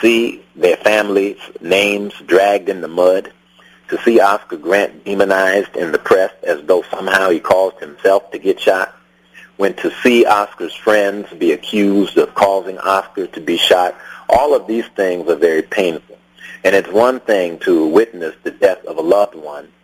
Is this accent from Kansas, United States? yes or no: no; Los Angeles, California, United States; a black man born and raised in South Central Los Angeles